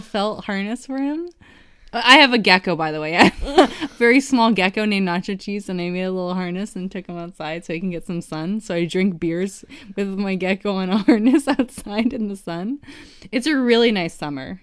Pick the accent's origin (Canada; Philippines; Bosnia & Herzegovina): Canada; as a Canadian